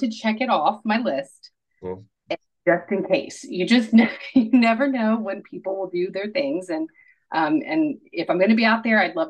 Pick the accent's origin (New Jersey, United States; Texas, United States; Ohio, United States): Ohio, United States; Cincinnati; born or raised there